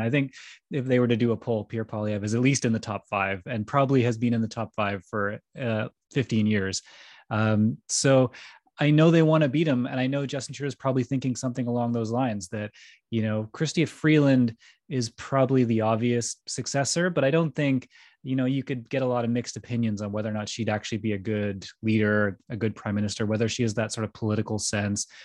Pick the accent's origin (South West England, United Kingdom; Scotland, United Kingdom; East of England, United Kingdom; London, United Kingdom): Scotland, United Kingdom; Stonehaven; I come from Stonehaven, which is in the north of Scotland